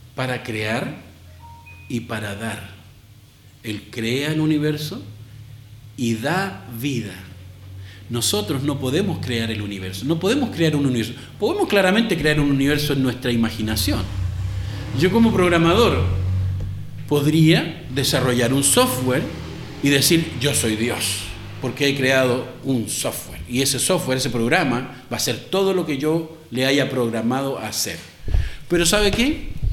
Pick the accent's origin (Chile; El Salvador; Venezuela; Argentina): Chile; moved away; aquí en nuestro país